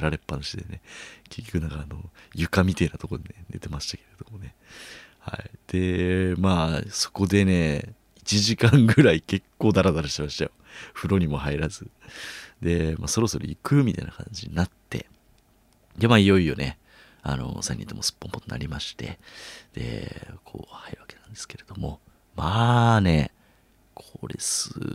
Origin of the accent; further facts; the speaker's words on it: Chiba, Japan; now in Tokyo, Japan; 僕がね、千葉出身ってことで